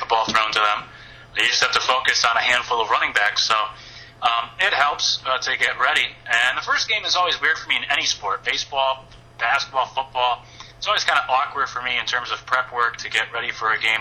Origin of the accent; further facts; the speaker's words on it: Northeast, United States; now in South Carolina, United States; growing up in the Northeast, I have listened to a lot of uh, WFAN